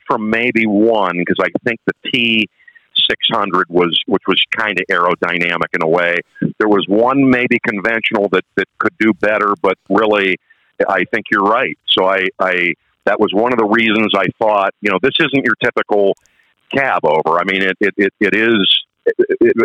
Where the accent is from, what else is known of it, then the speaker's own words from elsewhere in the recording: Northeast Ohio, United States; now in New Jersey, United States; I'm actually from Ohio, by the way, Northeast Ohio